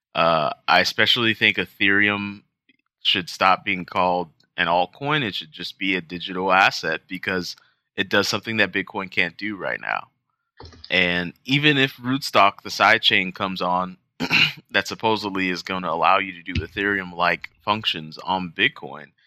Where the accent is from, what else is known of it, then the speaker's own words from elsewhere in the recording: United States; being an American, uh, which is what we are